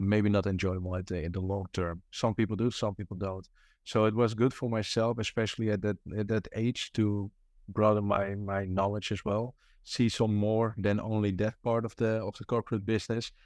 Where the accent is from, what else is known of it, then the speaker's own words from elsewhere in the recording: Amsterdam, North Holland, Netherlands; English is a second language; moved away; it was back home, uh, because I'm from Amsterdam